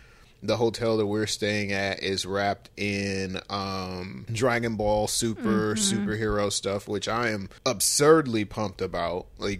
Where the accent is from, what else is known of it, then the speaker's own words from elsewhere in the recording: Michigan, United States; So we are from Michigan, of course, and that's, you know, Eastern Standard Time.